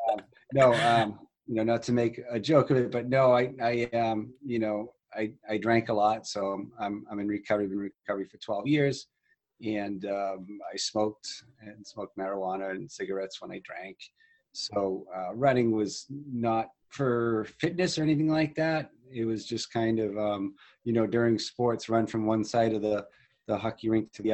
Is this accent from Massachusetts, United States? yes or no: yes; Boston, Massachusetts, United States; moved away as an adult; also born or lived in Belmont, Massachusetts; now in Arizona, United States; I was born and raised in Boston. I lived there for the first 34 years of my life